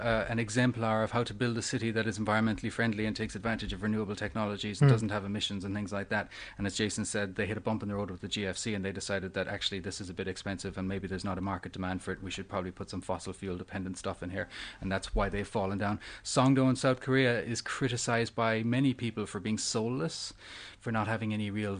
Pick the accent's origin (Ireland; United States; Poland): Ireland; Cork, Munster; moved away; I'm from Ireland. I'm from a city in Ireland called Cork, which is the second city in Ireland.